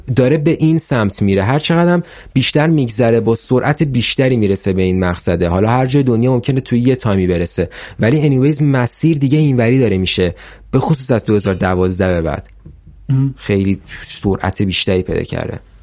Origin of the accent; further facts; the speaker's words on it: Iran; also born or lived in Malaysia; توی یه کلاس سه تا … بودیم ایرانی سه سه نفر ایرانی بودیم